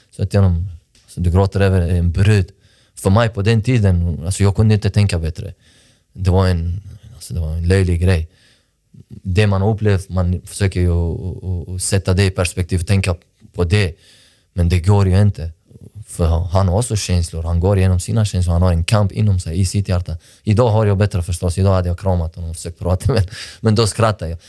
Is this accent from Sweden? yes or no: yes; Malmö, Skåne, Sweden; för jag är uppväxt i Rosengård. Jag landade i Malmö, i Sverige, 20, 2002.